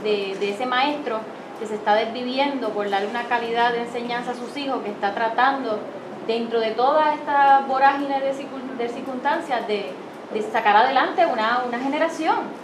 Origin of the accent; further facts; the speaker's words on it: Puerto Rico; como puertorriqueña